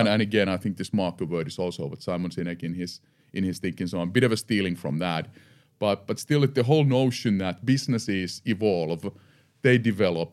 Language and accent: English; Eura, Satakunta, Finland; I'm born and raised in Finland, in the western part of Finland, a small town called Eura. Uh, I lived there for the first fifteen years.